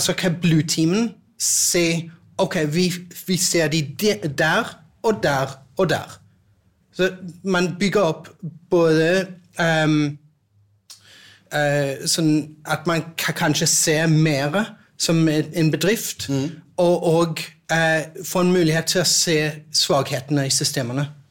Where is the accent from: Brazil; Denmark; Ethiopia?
Denmark; Norwegian is a second language; now in Norway; jeg er dansk